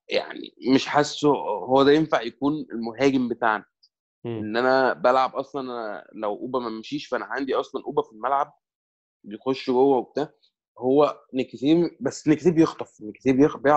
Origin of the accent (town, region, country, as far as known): Egypt